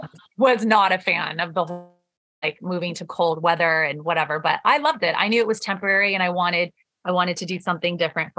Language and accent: English; Michigan, United States; born there; my parents immigrated to the US in the 80s and they moved to Michigan. So I was born in Michigan.